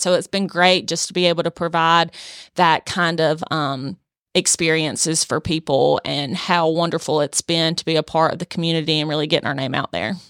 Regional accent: Swainsboro, Georgia, United States; I'm from South Georgia, uh, born and raised in Swainsboro

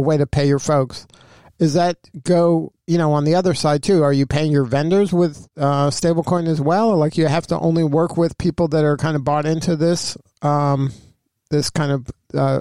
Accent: Miami, Florida, United States; I'm from Miami as well

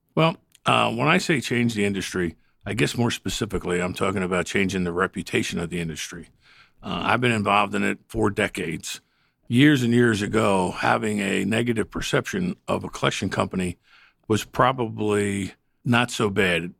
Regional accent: the North, United States; I'm a Northerner.

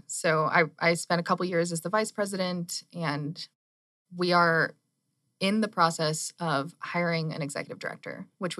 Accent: Tucson, Arizona, United States; moved away as an adult; also born or lived in Central Texas; I actually was born and raised in Tucson.

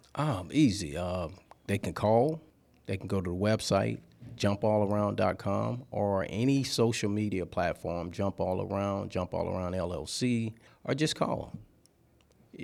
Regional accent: Louisiana, United States; moved away as an adult; now in Georgia, United States; I'm from Louisiana.

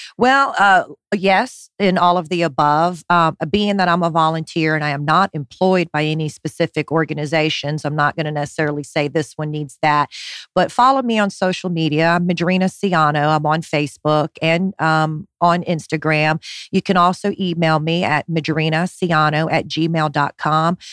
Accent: Honolulu, Hawaii, United States; It's what I did growing up in Honolulu

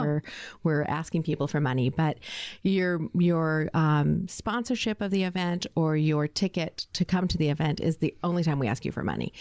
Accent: Phoenix, Arizona, United States; now in Tucson, United States; I am a native Arizonan as well. I grew up in Phoenix.

